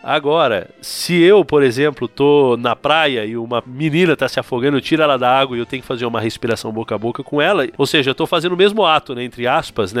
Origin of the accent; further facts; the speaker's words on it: interior of São Paulo, Brazil; moved away as an adult; now in Montevideo, Uruguay; eu sou natural do interior de São Paulo. Eu estou agora no Uruguai, Montevidéu